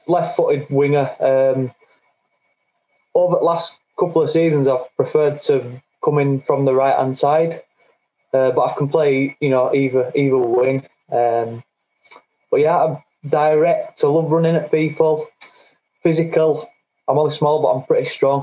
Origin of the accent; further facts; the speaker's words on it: Bradford, Yorkshire and the Humber, United Kingdom; accent: Yorkshire; now in Halifax, United Kingdom; But I am from Bradford originally